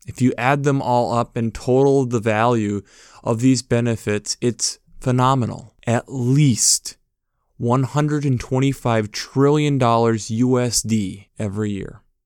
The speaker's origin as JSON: {"language": "English", "country": "United States", "said": "Being an American"}